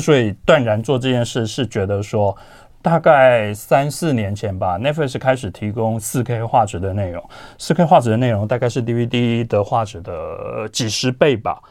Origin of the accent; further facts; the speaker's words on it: Tainan, Taiwan; 我不在台北长大，所以在我的成长环境当中，我其实 接触不到这些看电影的管道，我们台南没有， 没有金马影展